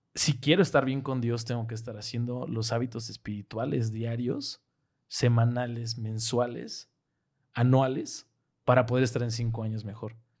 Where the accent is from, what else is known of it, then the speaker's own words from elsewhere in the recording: Mexico; moved away; nosotros como mexicanos